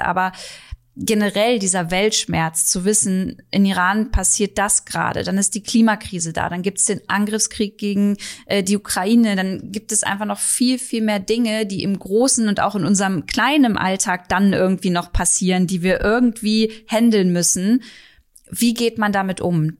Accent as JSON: {"language": "German", "country": "Germany", "said": "hier bei uns in Deutschland"}